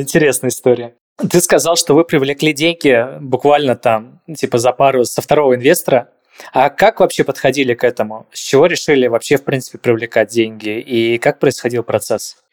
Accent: Saint Petersburg, Russia; я сам из Питера просто. Я, я все детство провел на Новочеркасской

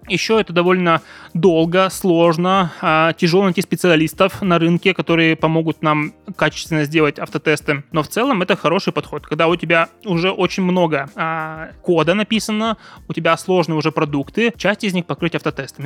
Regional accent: Yekaterinburg, Sverdlovsk Oblast, Russia; я из Екатеринбурга

